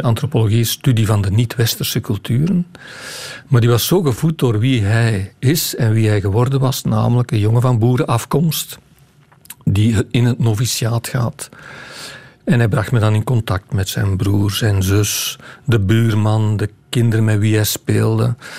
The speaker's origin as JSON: {"language": "Dutch", "area": "Campine", "region": "Flanders", "country": "Belgium", "said": "ik ben geen West-Vlaming, ik kom uit de Kempen"}